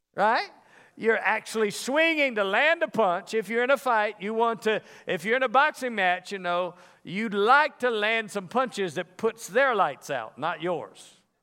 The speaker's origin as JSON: {"language": "English", "region": "the South", "country": "United States", "moved": "yes", "lives_now": "Las Vegas, United States", "said": "I'm from the South."}